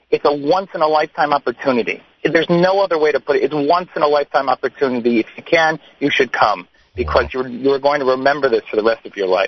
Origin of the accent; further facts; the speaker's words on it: Chicago, Illinois, United States; now in Israel; I myself, you hear my English, I sound like an American. It's because I am. And, and I moved 18 years ago from Chicago.